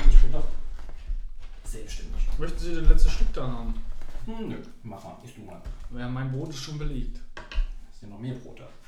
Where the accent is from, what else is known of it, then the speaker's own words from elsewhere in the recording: Saarland, Germany; now in Berlin, Germany; Vor allen Dingen als Saarländer... Äh, als frischer Berliner aus dem Saarland hinaus